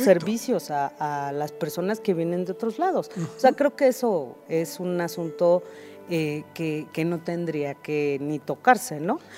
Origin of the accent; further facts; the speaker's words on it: Mexico City, Mexico; Yo soy originaria de Iztapalapa.